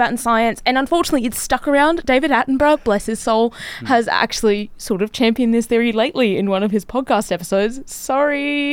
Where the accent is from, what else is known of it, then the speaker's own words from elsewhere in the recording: Gold Coast, Queensland, Australia; Growing up on the Gold Coast